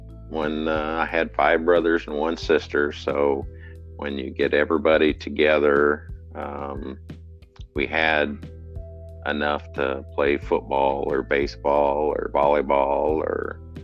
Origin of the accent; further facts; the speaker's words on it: West Liberty, Iowa, United States; West Liberty, Iowa.